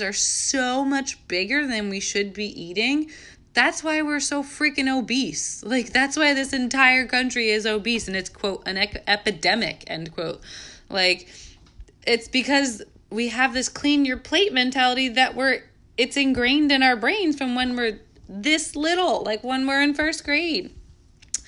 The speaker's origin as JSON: {"language": "English", "region": "New York", "country": "United States", "moved": "yes", "said": "I'm from New York"}